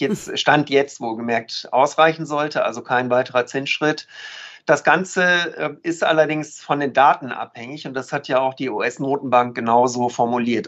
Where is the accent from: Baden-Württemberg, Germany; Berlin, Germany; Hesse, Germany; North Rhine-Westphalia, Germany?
North Rhine-Westphalia, Germany; ich bin ja Ostwestfale